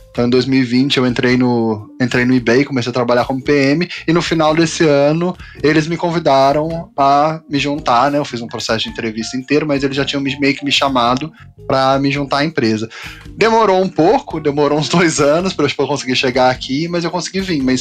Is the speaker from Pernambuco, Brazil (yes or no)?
no; Piquete, São Paulo, Brazil; now in San Jose, United States; eu sou originalmente de Piquete, São Paulo, mas hoje em dia eu moro em San José, na Califórnia